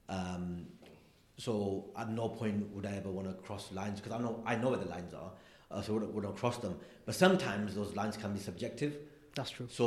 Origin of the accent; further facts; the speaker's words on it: Blackburn, North West England, United Kingdom; also born or lived in London; because I'm from Blackburn. Yeah, like I grew up in a place um, that like, like like a proper insular Asian Muslim community. Like that's where I'm from.